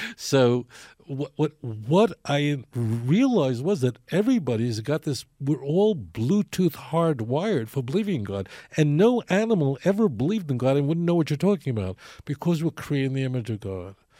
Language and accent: English; New York City, New York, United States; moved away as an adult; now in Israel; I grew up in Brooklyn in Borough Park